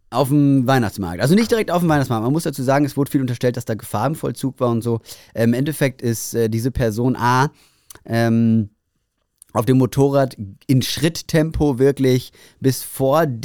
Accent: Bavaria, Germany; Ich bin aus Bayern.

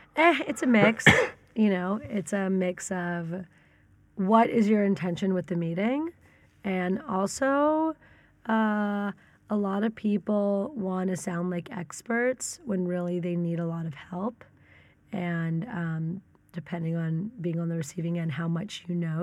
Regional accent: San Francisco, California, United States; moved away as an adult; also born or lived in Tel Aviv, Israel; born and raised in San Francisco.

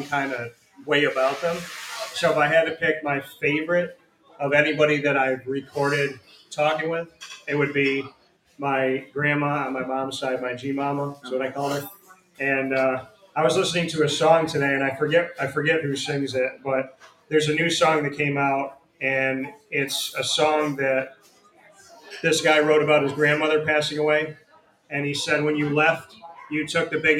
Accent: Syracuse, New York, United States; grew up, born and raised, obviously, here, so Syracuse, I love

